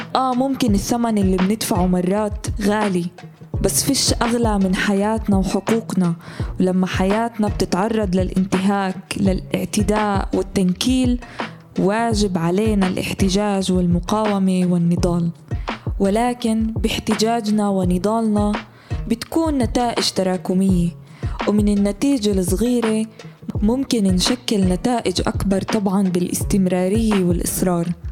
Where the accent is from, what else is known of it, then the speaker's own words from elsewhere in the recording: Palestine; إحنا كفلسطينيين